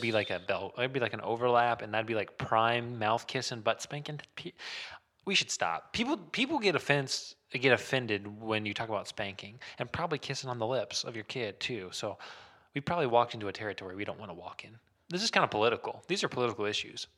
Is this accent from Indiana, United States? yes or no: yes; Muncie, Indiana, United States; born or raised there